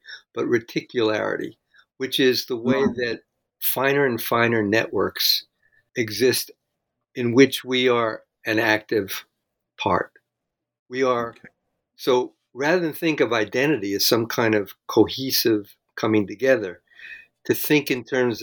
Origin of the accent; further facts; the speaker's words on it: Jersey City, New Jersey, United States; moved away; I came from Jersey City